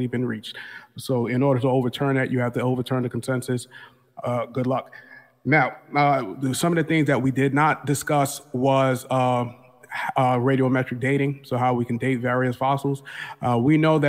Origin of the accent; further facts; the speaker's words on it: New York City, New York, United States; also born or lived in Buffalo; I'm really from New York City, but I was in Buffalo for a little while